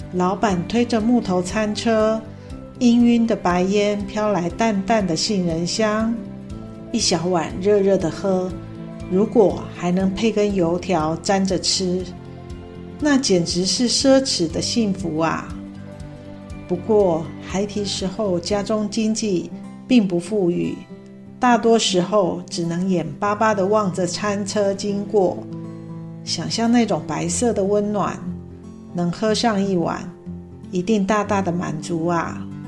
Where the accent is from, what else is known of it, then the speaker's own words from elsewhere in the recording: Hsinchu, Taiwan; moved away as an adult; now in Tainan, Taiwan; 我是新竹的客家女儿，因先生工作的关系，扎根台南已久